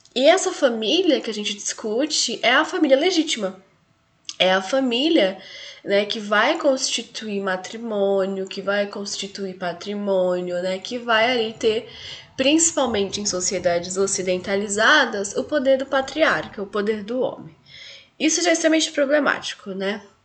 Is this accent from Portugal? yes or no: no; Brazil; enquanto brasileira, enquanto mulher latino-americana